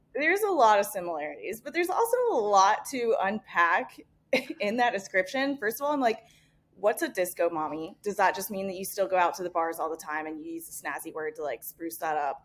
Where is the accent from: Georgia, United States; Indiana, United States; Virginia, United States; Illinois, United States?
Indiana, United States; moved away; spent half of my life growing up in the Midwest. Uh, I'm originally from Indiana